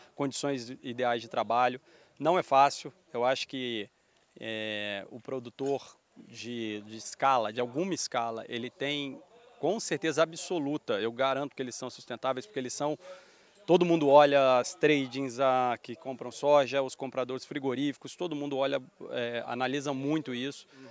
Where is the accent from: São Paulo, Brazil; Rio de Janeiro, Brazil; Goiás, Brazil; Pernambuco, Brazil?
Rio de Janeiro, Brazil; accent: carioca; eu ser carioca, da minha família morar no Rio